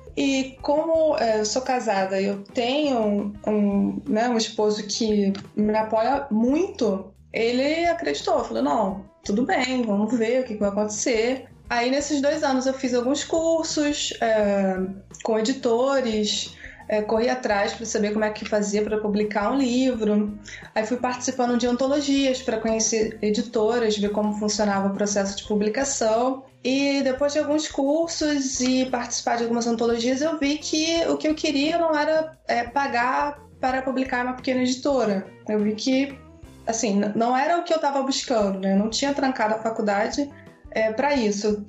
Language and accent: Portuguese; Maricá, Rio de Janeiro, Brazil; E eu sou do Rio de Janeiro, de Maricá, ou seja, eu moro assim no interiorzão, praia.